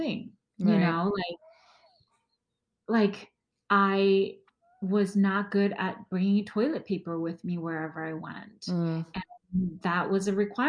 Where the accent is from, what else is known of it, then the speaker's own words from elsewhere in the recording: Wenzhou, Zhejiang, China; first language Wenzhounese; English is a second language; You know, they spoke Mandarin, but that was again, that wasn't even my primary dialect. I'm Wenzhenese, so my primary dialect is Wenzhenese, and I only learned Mandarin because my stepfather is Taiwanese